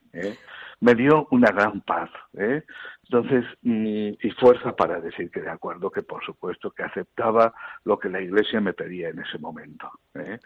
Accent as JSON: {"language": "Spanish", "town": "Elche", "region": "Valencian Community", "country": "Spain", "tie": "born or raised there", "moved": "yes", "said": "mi parroquia y en mi pueblo, que es Elche"}